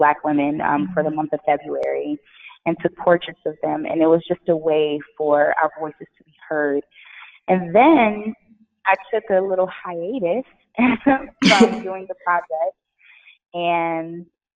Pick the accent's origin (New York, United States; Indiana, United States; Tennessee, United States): Indiana, United States; Gary; now in California, United States; I was born in Gary, Indiana, so I was in the hood.